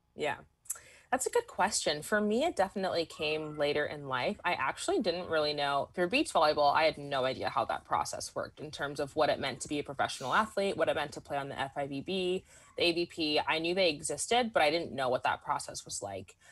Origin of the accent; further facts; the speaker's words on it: Southern California, United States; I grew up in SoCal